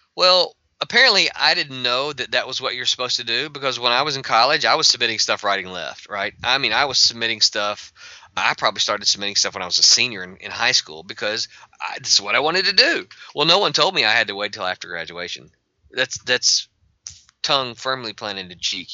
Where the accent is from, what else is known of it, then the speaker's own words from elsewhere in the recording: Mississippi, United States; I'm from Mississippi